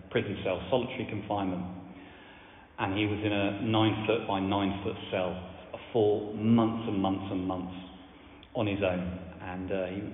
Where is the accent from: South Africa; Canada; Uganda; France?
France; now in Widcombe, United Kingdom; I grew up in France.